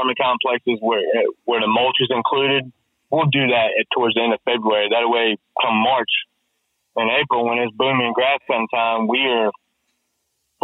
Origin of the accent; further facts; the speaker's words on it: Rocky Mount, North Carolina, United States; I was working at a little nursery in the town I was raised in Rocky Mount